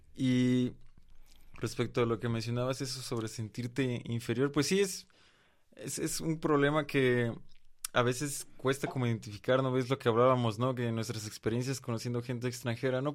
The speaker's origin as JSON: {"language": "Spanish", "country": "Mexico"}